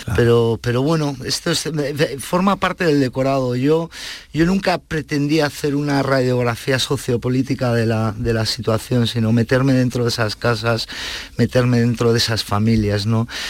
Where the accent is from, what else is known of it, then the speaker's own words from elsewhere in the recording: Basque Country, Spain; moved away; al ser hijos de inmigrantes y de una clase media obrera tirando a baja, nosotros íbamos a colegios públicos, donde eh, el euskera Mm, se estudiaba prácticamente como el francés